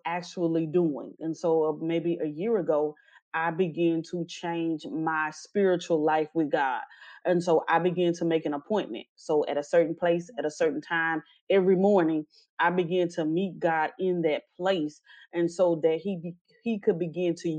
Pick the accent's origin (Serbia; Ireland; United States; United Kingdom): United States; Natchitoches, Louisiana; now in Houston, United States; I was born and raised in Natchitoches, Louisiana. I currently reside in the Houston, Texas area.